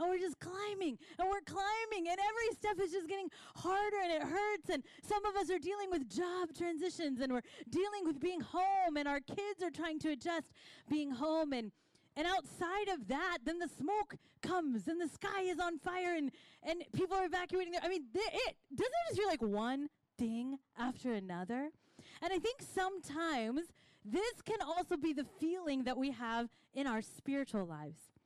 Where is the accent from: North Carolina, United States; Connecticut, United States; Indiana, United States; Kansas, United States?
Kansas, United States; now in Pacific Northwest, United States; I am from Kansas